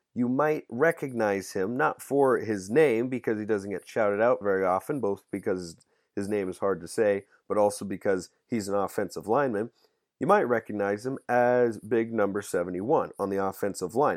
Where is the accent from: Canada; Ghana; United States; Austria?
United States; Pacific Northwest; I'm from the Pacific Northwest